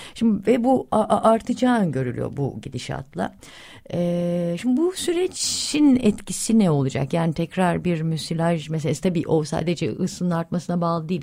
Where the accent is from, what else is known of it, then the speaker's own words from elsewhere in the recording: Yalova, Turkey; ben Yalavalıyım yani Yalava 70'lerde çocukluğumu geçirdim.